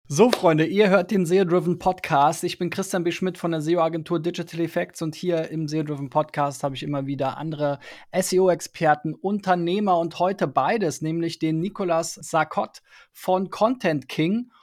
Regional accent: Berlin, Germany; ich bin ja in Spandau aufgewachsen

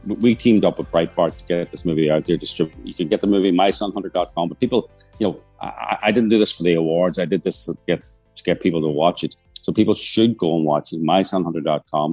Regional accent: Northern Ireland, United Kingdom; I'm from Northern Ireland

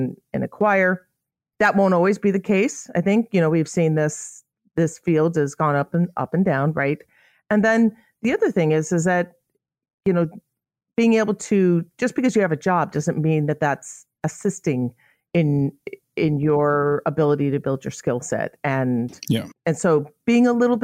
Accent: Illinois, United States; I'm from Illinois.

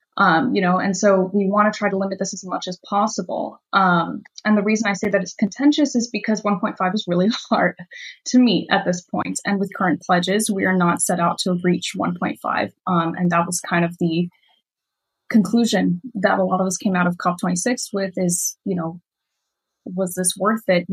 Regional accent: Miami, Florida, United States; I grew up in Miami.

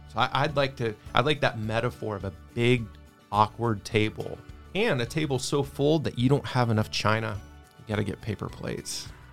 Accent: Texas, United States; I'm from Texas

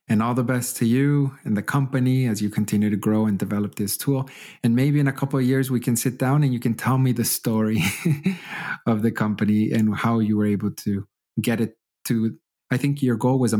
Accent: Canada; now in Germany; But I still, as a Canadian, still get shy sometimes to be very honest with them about certain aspects.

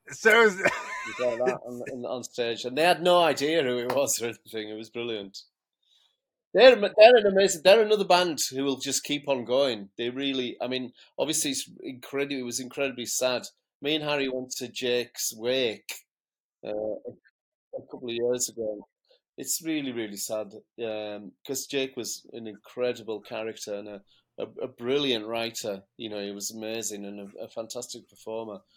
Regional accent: Canada; I'm Canadian...

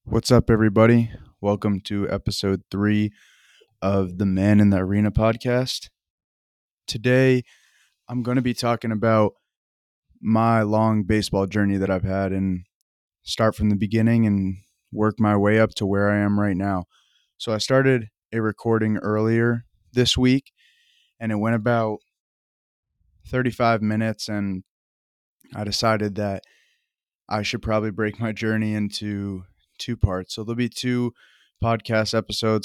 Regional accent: Vermont, United States; I'm from Vermont, and I love that I, I came from that background

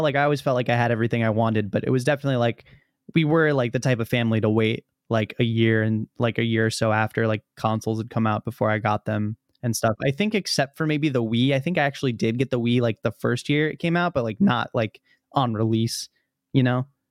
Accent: Virginia, United States; also born or lived in Illinois; I moved to Virginia from Illinois

